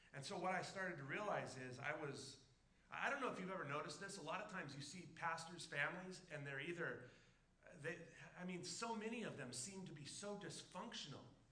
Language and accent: English; Southern California, United States; now in Alaska, United States; I grew up in Southern California